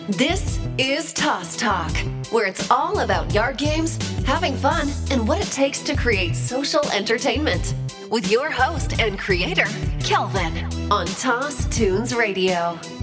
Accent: Chino Hills, California, United States; I'm from Southern California. I'm born and raised out here um, in Chino Hills, California

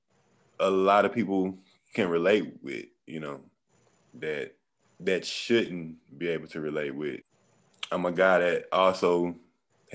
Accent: Beaumont, Texas, United States; I'm from Beaumont, Texas.

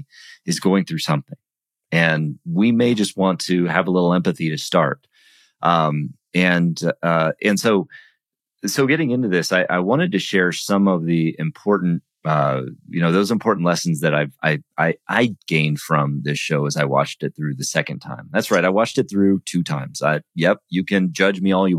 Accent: United States; I'm American

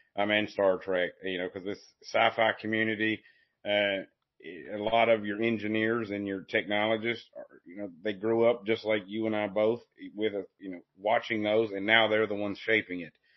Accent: Appalachian foothills, United States; I'm from the Appalachian foothills

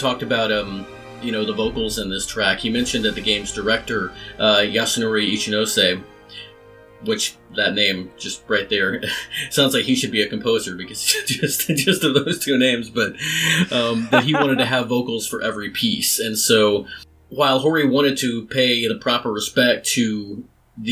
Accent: Texas, United States; Growing up in Texas

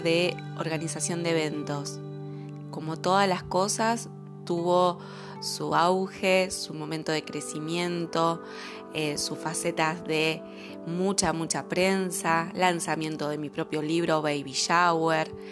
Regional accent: Entre Ríos, Argentina; now in Buenos Aires, Argentina; Soy entrerriana, viviendo hace mucho tiempo en Capital Federal, acá en Argentina

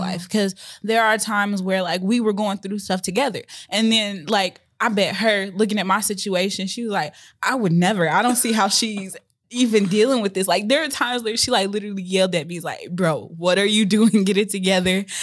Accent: Chicago, Illinois, United States; I grew up, my dad was in and out, and I grew up in Chicago, Illinois, so most of my childhood was very hectic

